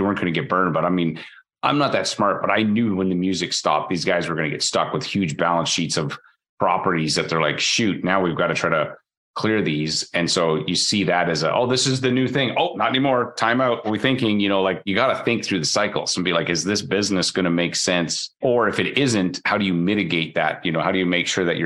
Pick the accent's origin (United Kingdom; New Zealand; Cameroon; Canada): Canada; as a Canadian